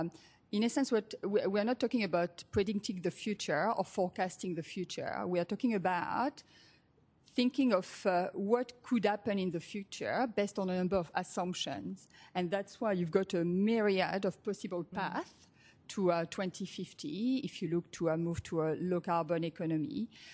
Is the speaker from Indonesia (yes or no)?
no; Australia; accent: Australian; If you are wondering about the accent, I'm Australian, as well as French.